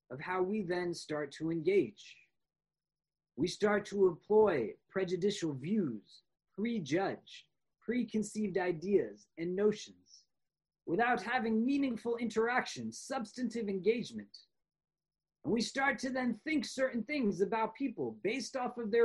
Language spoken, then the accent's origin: English; New York, United States; I am a New Yorker because I am not from Chicago